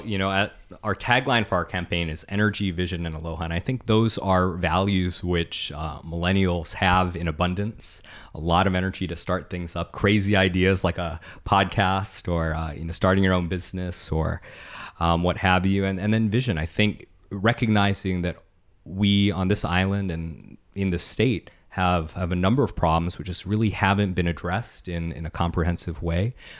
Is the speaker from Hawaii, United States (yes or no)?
yes; Honolulu, Hawaii, United States; I grew up in Aleva Heights. It's the heart of District Six.